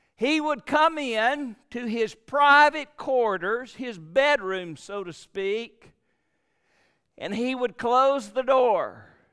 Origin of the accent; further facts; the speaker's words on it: Gadsden, Alabama, United States; now in Prattville, United States; I live in Prattville, which is about two hours from Gadsden, but I was raised in Gadsden, Alabama.